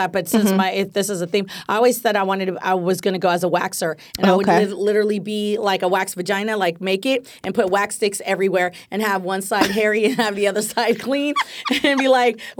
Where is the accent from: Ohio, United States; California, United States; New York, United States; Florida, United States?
California, United States; the Bay Area; now in Los Angeles, United States; I'm from the Bay, and when I lived in the Bay